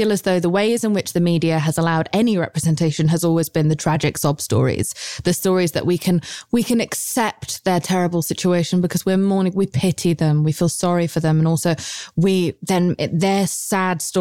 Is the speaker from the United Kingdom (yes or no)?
yes; United Kingdom; I'm British